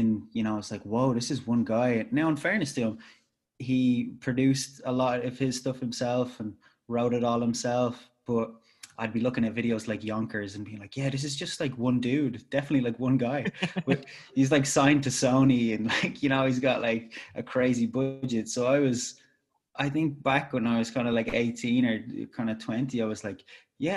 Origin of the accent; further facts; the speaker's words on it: Ireland; I'm Irish and I make tunes